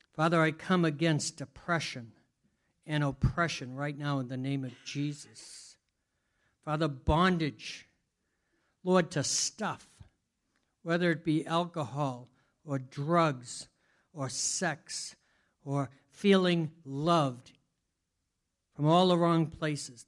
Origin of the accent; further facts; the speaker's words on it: Boston, Massachusetts, United States; I'm Bostonian, so it's easy for me to lose letters.